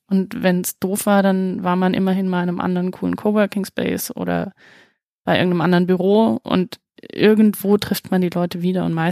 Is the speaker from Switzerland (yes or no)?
no; Baden-Württemberg, Germany; ich komme ursprünglich aus dem Schwarzwald ich habe den Dialekt hoffentlich weitestgehend abgelegt